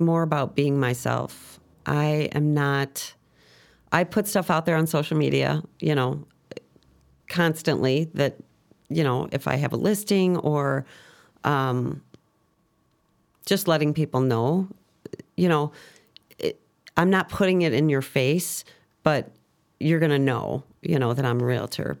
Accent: Chicago, Illinois, United States; I'm originally from Chicago, Southside girl. Um, grew up around the Archer and Harlem area.

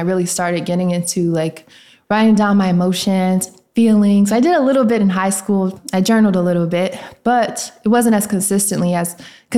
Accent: Nashville, Tennessee, United States; also born or lived in Memphis, Tennessee; I am from Tennessee, Nashville to be exact, and I do be in Memphis, you know, for school

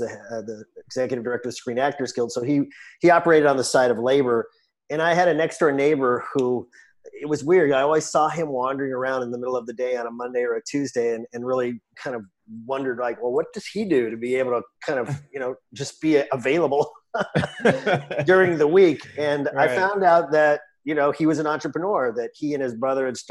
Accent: Los Angeles, California, United States; I grew up in Los Angeles, California

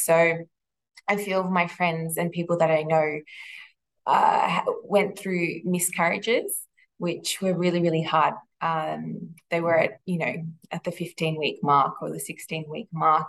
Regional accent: Melbourne, Victoria, Australia; I grew up here in Melbourne. I've lived here my whole life

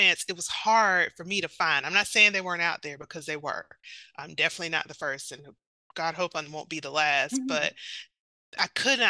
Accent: South Carolina, United States; a country girl from, you know, South Carolina

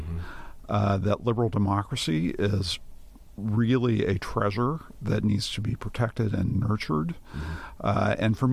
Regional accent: Oregon, United States; I grew up in Oregon as an Eagle Scout, you know, student body president, all that stuff.

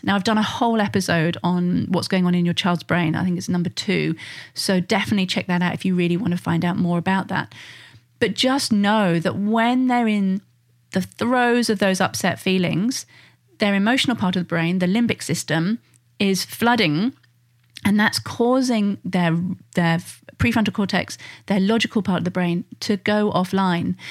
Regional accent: United Kingdom; being British

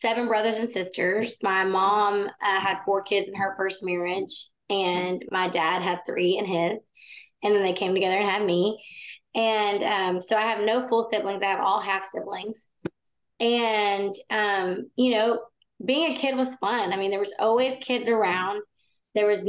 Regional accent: Baytown, Texas, United States; I grew up in Baytown, Texas, which is outside of Houston. And I loved growing up in Texas

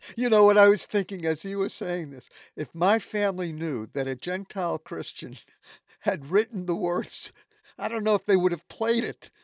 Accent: New York City, New York, United States; growing up in New York City, in a very, very Jewish home

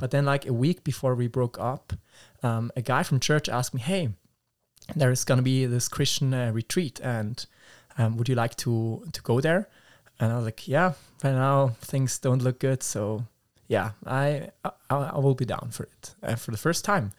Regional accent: Schaffhausen, Switzerland; English is a second language; I'm from Switzerland, and the specific area is called Schaffhausen

